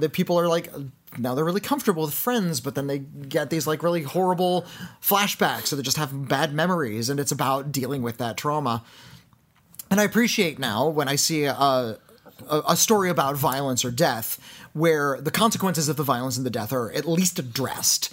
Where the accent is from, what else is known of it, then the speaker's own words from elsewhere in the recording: United States; I'm American